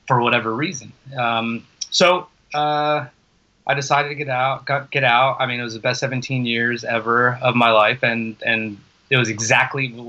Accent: New Jersey, United States; moved away; I'm from the East Coast and New Jersey

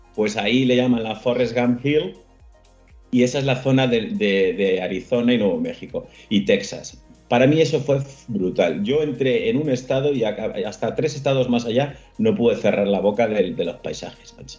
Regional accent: Spain; yo soy español

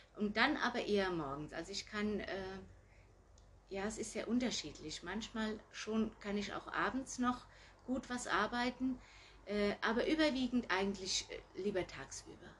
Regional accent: Gutenacker, Rhineland-Palatinate, Germany; moved away as an adult; now in Herold, Germany; Ich komme ursprünglich aus Gutenacker, wo meine Mutter auch noch wohnt

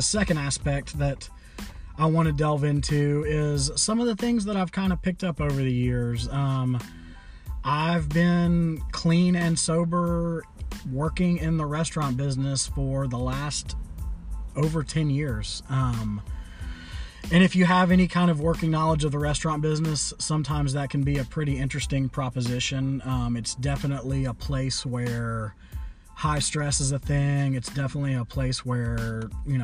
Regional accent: Memphis, Tennessee, United States; I'm from Memphis, Tennessee. Born and raised

